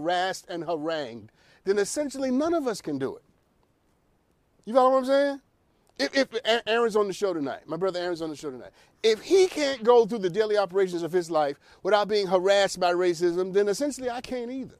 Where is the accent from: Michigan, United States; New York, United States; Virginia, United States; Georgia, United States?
New York, United States; New York City; I come from Brooklyn and Harlem.